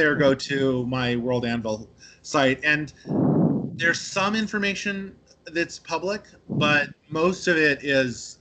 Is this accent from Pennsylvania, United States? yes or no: no; Santa Cruz, California, United States; I'm from Santa Cruz